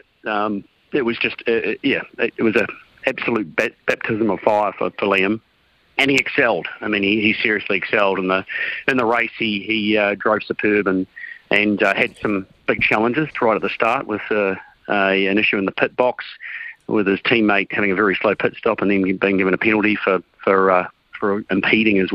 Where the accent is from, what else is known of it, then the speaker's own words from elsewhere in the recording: New Zealand; as a Kiwi